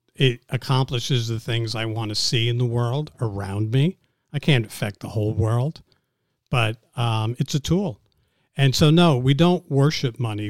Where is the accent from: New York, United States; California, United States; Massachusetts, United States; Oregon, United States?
New York, United States; New York City; also born or lived in Montreal, Canada; I was born in Montreal. I grew up in New York City